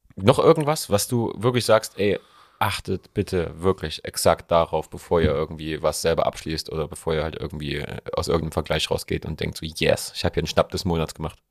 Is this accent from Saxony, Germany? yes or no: yes; Leipzig, Saxony, Germany; bei uns in Leipzig